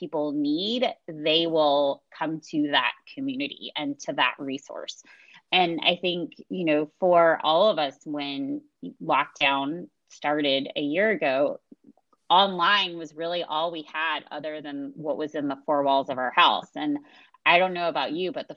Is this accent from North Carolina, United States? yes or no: yes; Washington, North Carolina, United States; moved away as an adult; also born or lived in Chapel Hill, North Carolina; now in Atlanta, United States; I grew up in Little Washington in North Carolina